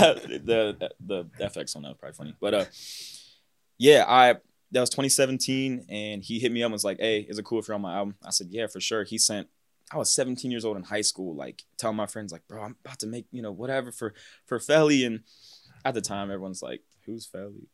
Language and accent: English; Cincinnati, Ohio, United States; also born or lived in Mason, Ohio / West Chester, Ohio; I'm from Cincinnati, Ohio. More like northern, kinda towards, like, the Westchester area. Mason is where I went to high school